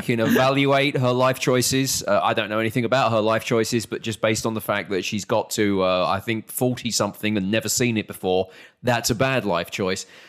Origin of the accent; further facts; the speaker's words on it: United Kingdom; moved away as an adult; now in Texas, United States; as a British person